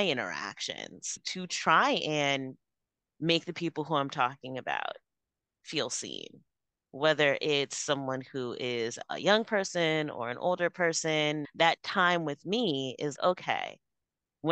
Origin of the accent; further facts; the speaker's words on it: New York City, New York, United States; I was born in New York City